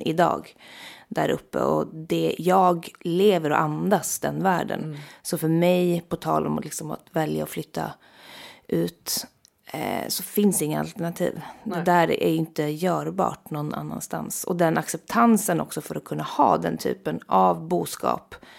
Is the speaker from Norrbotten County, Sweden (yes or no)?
yes; Jokkmokk, Norrbotten County, Sweden; also born or lived in Stockholm; jag kommer från Jokkmokk och är liksom väldigt eh, knuten till det samisk-kulturella eh, livet. Liksom att jag är verkligen uppvuxen